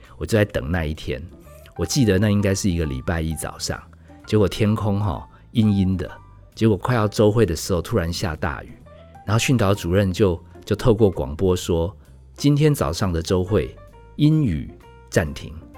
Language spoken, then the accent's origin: Chinese; Taipei, Taiwan; 我从北投搬到市中心